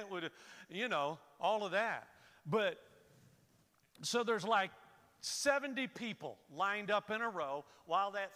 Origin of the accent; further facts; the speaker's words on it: Florida, United States; I'm born and raised in Florida.